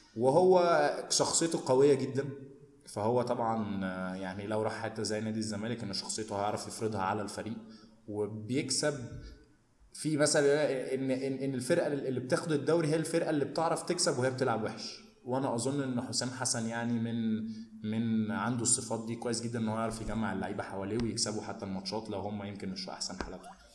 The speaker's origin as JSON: {"language": "Arabic", "country": "Egypt", "said": "احنا عندنا في مصر"}